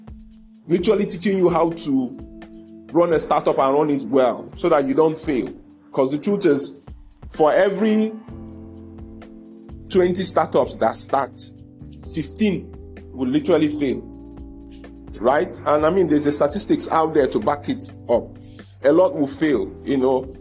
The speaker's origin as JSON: {"language": "English", "area": "Igbo-speaking part", "region": "South East", "country": "Nigeria", "said": "I come from the part of Nigeria where a lot of my brothers are in business"}